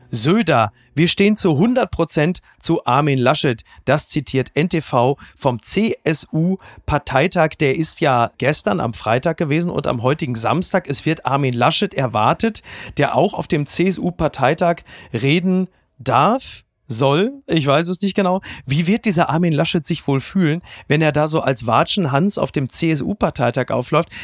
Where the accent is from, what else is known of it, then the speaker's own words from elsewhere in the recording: Ruhr area, North Rhine-Westphalia, Germany; ich komme ja aus dem Ruhrgebiet und zwar aus dem tiefsten Ruhrgebiet.